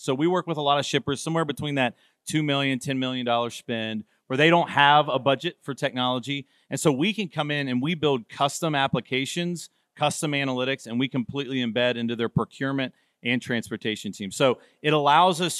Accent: Cincinnati, Ohio, United States; I'm from Cincinnati

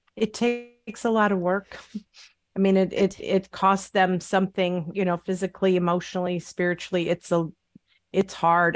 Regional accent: Upper Peninsula of Michigan, United States; I'm from the Upper Peninsula of Michigan. It's very rural.

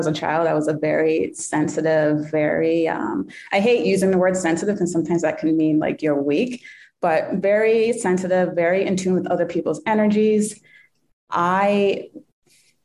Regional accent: New Hampshire, United States; We grew up in New Hampshire

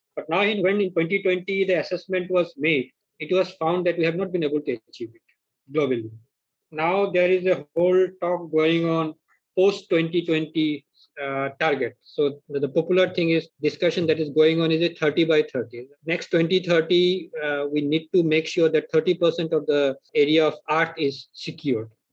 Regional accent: Arunachal Pradesh, India; also born or lived in Northeast India; My childhood I spent really in the wilderness in Arunachal Pradesh

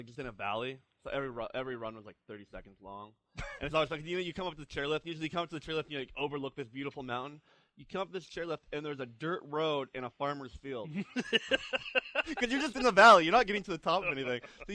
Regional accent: Saskatchewan, Canada; moved away; I grew up in Saskatchewan.

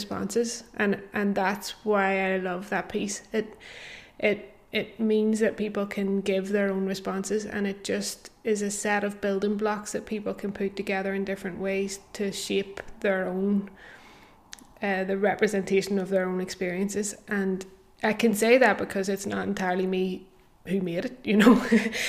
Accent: Belfast, Northern Ireland, United Kingdom; I grew up in Belfast

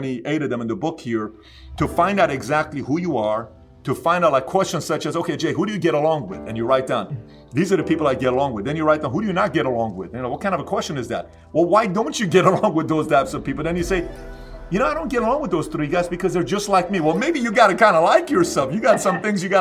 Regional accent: Iran; I was born in Iran

